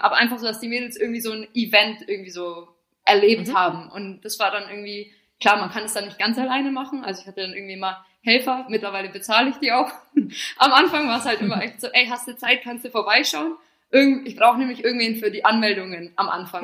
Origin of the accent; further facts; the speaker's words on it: Bavaria, Germany; moved away as an adult; also born or lived in England; now in Milan, Italy; das habe ich dann so ein bisschen in meiner Heimat gemacht, also so von Bayern